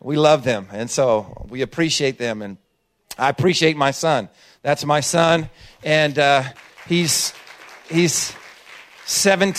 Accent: Oakland, California, United States; we're from Oakland

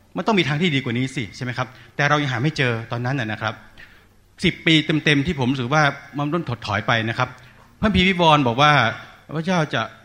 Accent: Udon Thani, Thailand; ผมมาจากอุดรธานีนะครับ เป็นคนอีสาน

